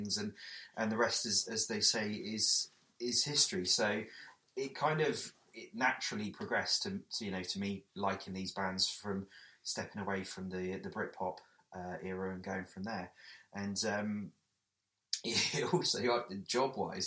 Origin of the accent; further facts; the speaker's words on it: Weymouth, South West England, United Kingdom; I come from a small seaside town called Weymouth